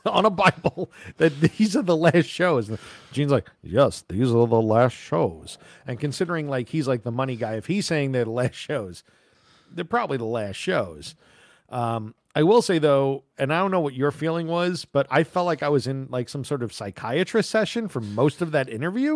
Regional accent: New York, United States; moved away; I'm from New York originally

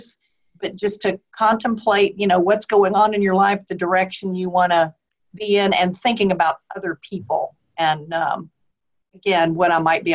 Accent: Philadelphia, Pennsylvania, United States; now in the South, United States; I was born in Philadelphia, although I live in the South

